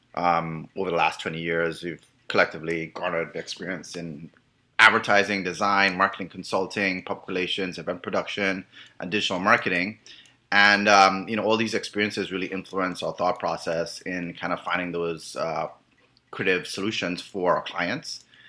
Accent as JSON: {"language": "English", "country": "Trinidad & Tobago", "also_born_or_lived": "Miami", "moved": "as an adult", "lives_now": "United States", "said": "I'm originally from Trinidad"}